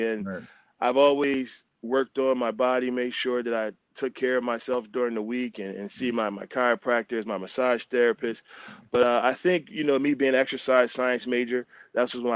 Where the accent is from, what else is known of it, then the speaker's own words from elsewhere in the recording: Philadelphia, Pennsylvania, United States; growing up in Eagles country and being an Eagles fan growing up